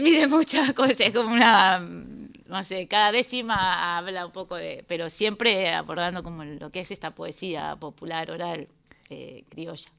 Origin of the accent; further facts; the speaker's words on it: Buenos Aires, Argentina; Yo soy porteña